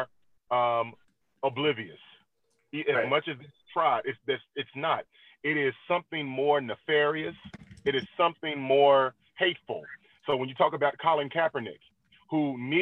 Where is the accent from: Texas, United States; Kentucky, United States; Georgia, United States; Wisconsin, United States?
Kentucky, United States; Louisville; I'm born and raised in Louisville, Kentucky.